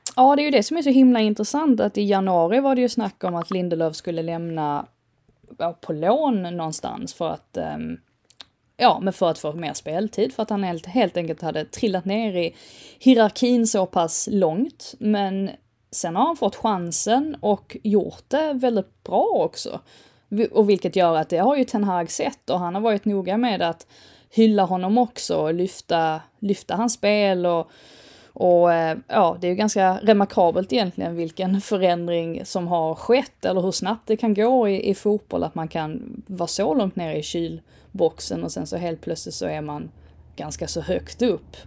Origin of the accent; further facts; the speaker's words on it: England, United Kingdom; som engelsman och engelsk fotbollssupporter